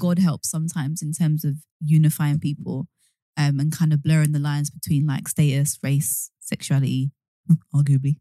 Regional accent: London, United Kingdom; we are originally from East London. We lived in Hackney

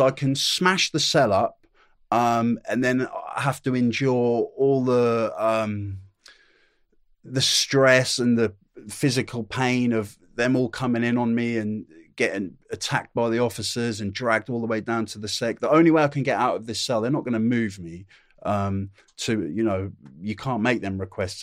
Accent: Norwich, East of England, United Kingdom; also born or lived in Newcastle / Ashington; I lived there, uh, up there in Newcastle until I was eight years old. And then my dad got a land job, uh, 'cause he's working on the rigs. He got a land job down in Norwich. Uh, so m, m, my family, me, my brother, my mum and dad all wo, moved down to Norwich, uh, lived in Norwich

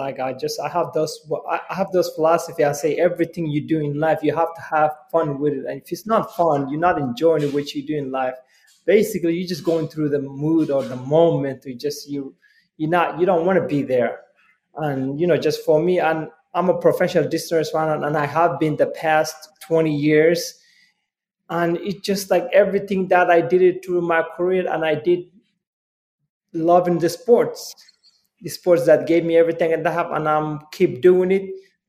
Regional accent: Somalia; now in United States; I came from Somalia, you know, I came to this country as a refugee, came with my family

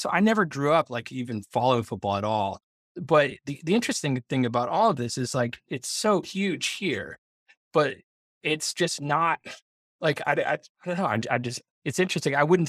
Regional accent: New England, United States; I grew up in New England

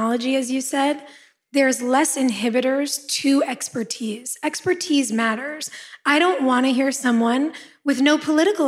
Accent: Los Angeles, California, United States; born or raised there

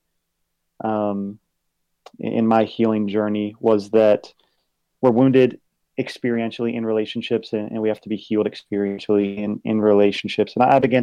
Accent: Virginia Beach, Virginia, United States; now in Dallas, United States; I'm originally from Virginia Beach, Virginia

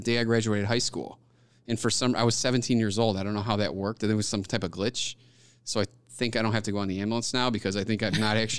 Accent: Orland Park, Illinois, United States; Orland Park.

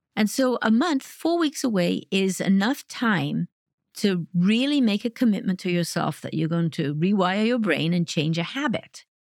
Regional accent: Wales, United Kingdom; now in Detroit, United States; I grew up in Wales

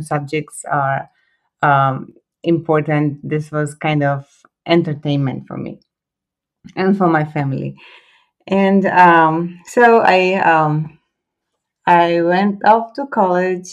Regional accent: Split, Split-Dalmatia County, Croatia; English is a second language; moved away as an adult; now in California, United States; I was born and raised in Croatia.

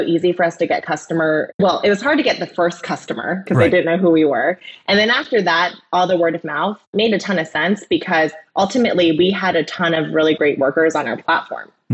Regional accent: Ohio, United States; I grew up in Ohio.

